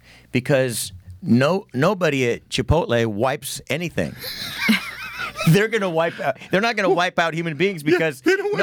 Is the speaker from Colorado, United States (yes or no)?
no; California, United States; also born or lived in New York; we're from California